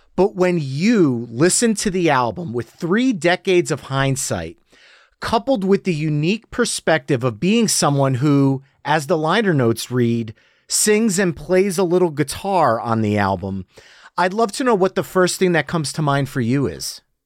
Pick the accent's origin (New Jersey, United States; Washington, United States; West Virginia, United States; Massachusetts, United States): New Jersey, United States; accent: New Jersey; my New Jersey accent